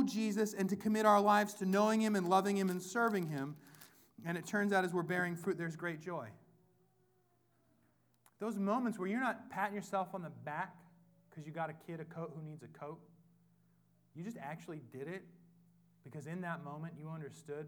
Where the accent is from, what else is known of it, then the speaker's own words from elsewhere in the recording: Whatcom County, Washington, United States; I'm from Whatcom County. We're one part hippie, one part hick